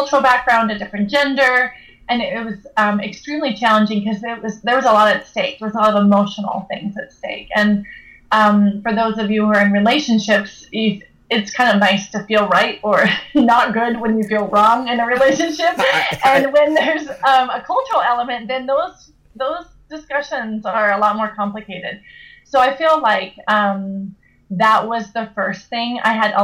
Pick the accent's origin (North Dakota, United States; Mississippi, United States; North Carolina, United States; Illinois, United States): North Dakota, United States; Williston; moved away as an adult; now in Switzerland; I'm a born American, born and raised in Williston, North Dakota